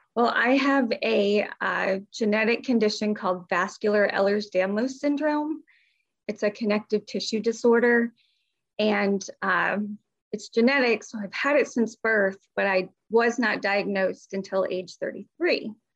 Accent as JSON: {"language": "English", "region": "Midwest", "country": "United States", "moved": "yes", "lives_now": "North Carolina, United States", "said": "I'm originally from the Midwest, so I don't have a Southern accent, but we do live in the South. We live in North Carolina"}